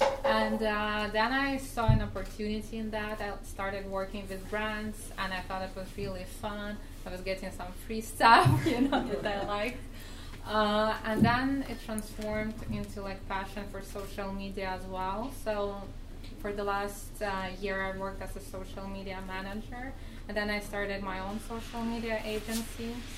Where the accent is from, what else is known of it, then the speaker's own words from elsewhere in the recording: Russia; accent: Russian; English is a second language; now in Canada; I was born in Russia. I immigrated with my parents here about 13 years ago, so that's where my accent is from.